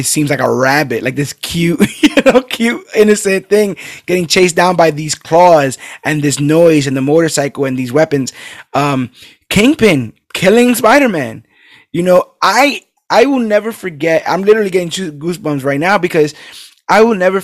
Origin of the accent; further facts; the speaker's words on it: New York, United States; I was from New York